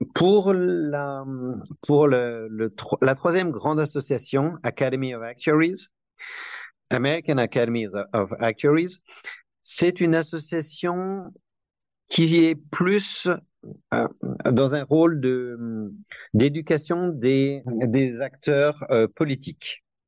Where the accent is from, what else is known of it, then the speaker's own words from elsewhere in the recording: Besançon, Bourgogne-Franche-Comté, France; moved away as an adult; also born or lived in Paris, France; now in United States; j'ai grandi à Besançon